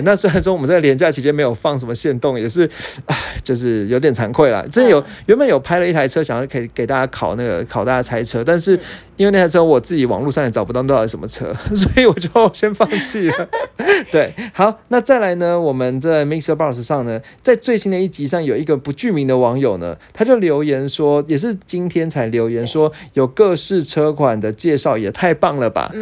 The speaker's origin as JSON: {"language": "Chinese", "country": "Taiwan", "said": "我们台湾人"}